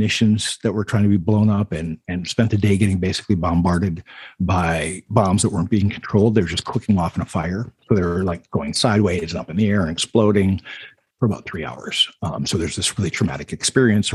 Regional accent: Minnesota, United States; I grew up in Minnesota, all over the state. We moved about every 4 years growing up

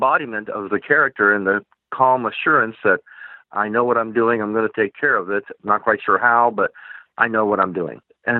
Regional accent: Chicago, Illinois, United States; I grew up in the South Side of Chicago

